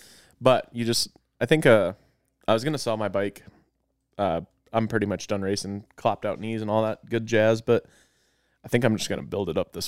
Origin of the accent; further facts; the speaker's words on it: Sturgis, South Dakota, United States; also born or lived in Deadwood, South Dakota; born in Deadwood, raised in Sturgis, pretty much grew up my whole life in Sturgis